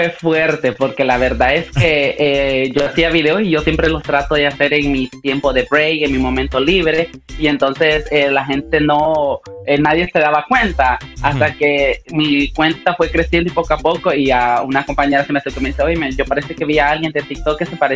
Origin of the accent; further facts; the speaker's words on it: Honduras; O sea, ellos ya mm. saben eh, nuestra manera de hablar y todo esto. La gente dice, no, este es de Honduras, sí o sí.